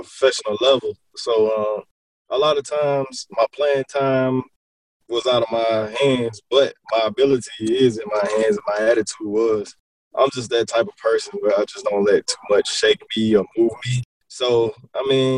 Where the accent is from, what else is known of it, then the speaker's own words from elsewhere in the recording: Columbia, South Carolina, United States; moved away as an adult; also born or lived in Kentucky; I am originally from Columbia, South Carolina, born and raised